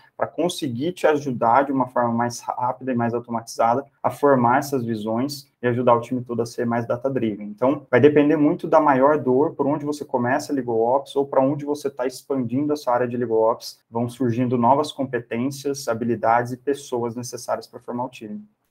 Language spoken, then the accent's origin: Portuguese; Campinas, São Paulo, Brazil; Eu sou de Campinas